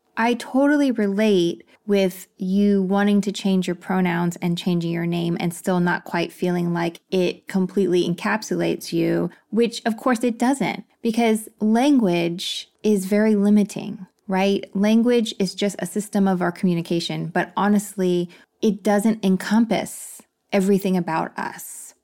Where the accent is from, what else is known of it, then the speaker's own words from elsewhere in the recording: Texas, United States; moved away; I grew up in Texas, so I'm used to the heat.